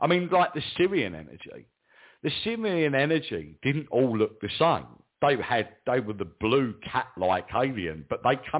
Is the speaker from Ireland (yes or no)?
no; England, United Kingdom; I'm English, I'm in England